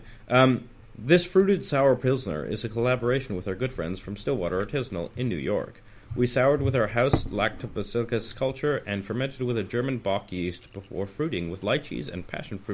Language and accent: English; Canada; now in United Kingdom; I'm Canadian